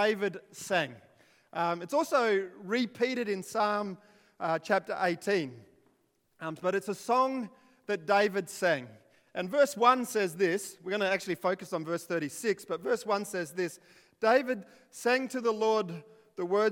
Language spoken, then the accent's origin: English; Ernabella, South Australia, Australia; also born or lived in Alice Springs; I was born in Alice Springs, in the middle of nowhere. And to make it worse, when I was born there, 2 weeks later, we moved to a place called Ernabella, which really is the sticks of the sticks. And I grew up there until I was 12.